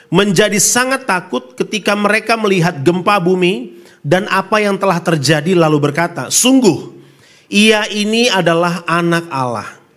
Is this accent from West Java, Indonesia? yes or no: no; North Sulawesi, Indonesia; Saya asli dari Solo, Sulawesi Utara. Ya, Sulawesi Utara, istri saya dari NTT, Pulau Rote lebih tepatnya.